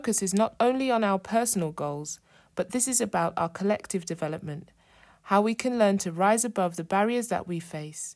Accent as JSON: {"language": "English", "region": "London", "country": "United Kingdom", "tie": "born or raised there", "moved": "as an adult", "said": "I was born and raised in London and lived there for 24 years before moving out of the city."}